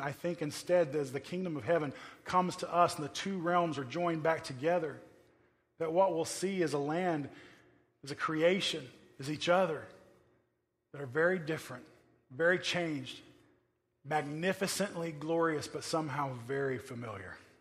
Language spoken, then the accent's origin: English; Oklahoma, United States; now in California, United States; I come from Oklahoma